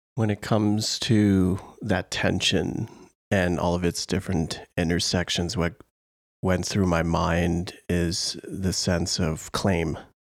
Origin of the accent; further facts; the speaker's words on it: Canada; a Canadian